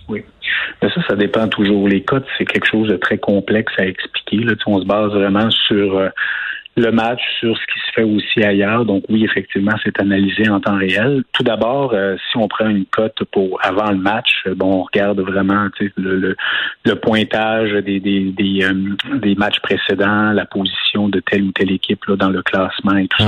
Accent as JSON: {"language": "French", "region": "Quebec", "country": "Canada", "said": "en tant que Québécois"}